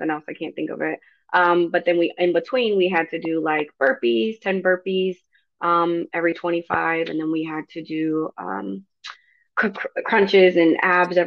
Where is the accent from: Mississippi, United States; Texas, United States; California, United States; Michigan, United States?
Michigan, United States; Grand Rapids; moved away as an adult; now in North Carolina, United States; I grew up in Grand Rapids, Michigan